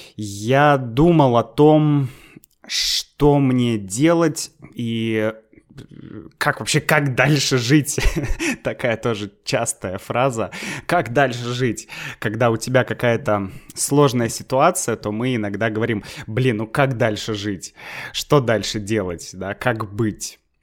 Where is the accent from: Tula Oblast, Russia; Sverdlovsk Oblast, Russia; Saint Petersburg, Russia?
Saint Petersburg, Russia; moved away as an adult; now in Moscow, Russia; я сам из Санкт-Петербурга